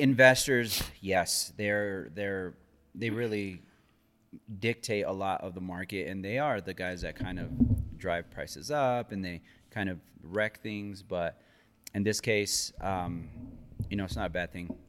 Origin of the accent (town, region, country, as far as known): Denver, Colorado, United States